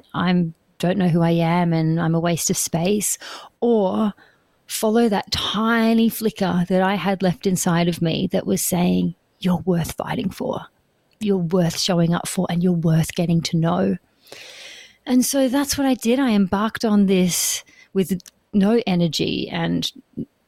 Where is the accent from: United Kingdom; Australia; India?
Australia; Perth, Western Australia; moved away as an adult; now in New Zealand; I am born and raised in Perth, Australia, in Western Australia, and that's where I lived for the first 30 years of my life